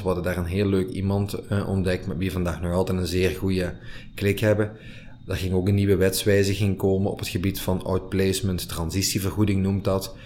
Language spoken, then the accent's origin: Dutch; Limburg, Flanders, Belgium; wij als Limburgers onze roots niet moeten verloochenen